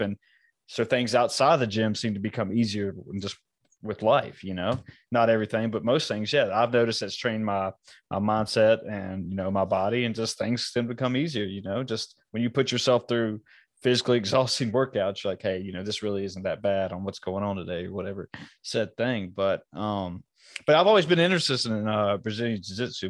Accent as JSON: {"language": "English", "country": "United States", "tie": "born or raised there", "said": "I was born here in America"}